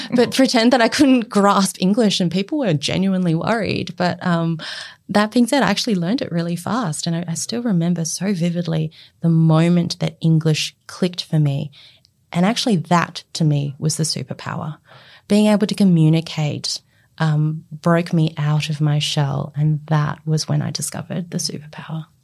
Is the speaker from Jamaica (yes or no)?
no; Australia; also born or lived in Guangzhou, China; I was born in Guangzhou, um, and I came to Australia at the age of six